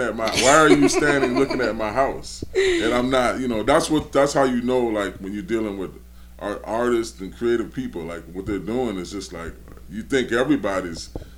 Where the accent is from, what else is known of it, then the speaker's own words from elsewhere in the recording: Milwaukee, Wisconsin, United States; moved away as an adult; also born or lived in Georgia, United States; now in New Orleans, United States; I bought my house in 2000. And, I was born in Georgia, okay? And then my family moved us up north to in the Milwaukee area.